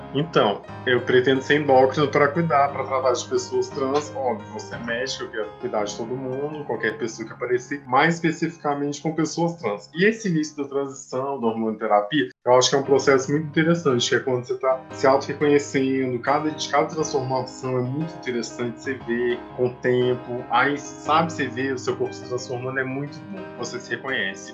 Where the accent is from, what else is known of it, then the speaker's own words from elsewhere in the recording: Minas Gerais, Brazil; now in Salvador, Brazil; eu sou de Minas Gerais, eu moro em Salvador.